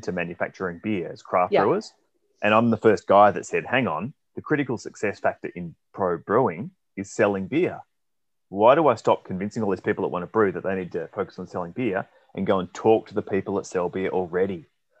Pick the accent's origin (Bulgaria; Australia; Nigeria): Australia; moved away as an adult; also born or lived in United Kingdom; now in Melbourne, Australia; I'm Australian